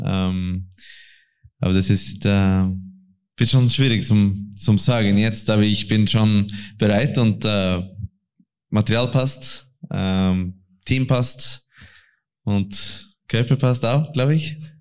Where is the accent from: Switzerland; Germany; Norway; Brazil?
Norway; German is a second language; als ein Norweger